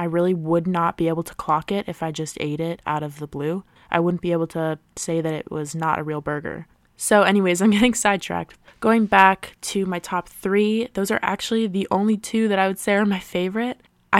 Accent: Maryland, United States; in the area that I grew up in Maryland, there are a few pretty great Sonics

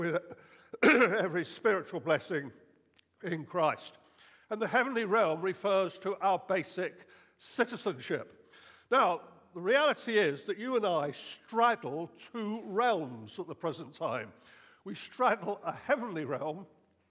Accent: United Kingdom; I'm British. I'm a British citizen.

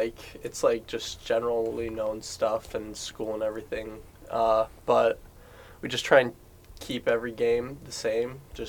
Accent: Traverse City area, Michigan, United States; also born or lived in Phoenix, Arizona; I lived here my whole life before

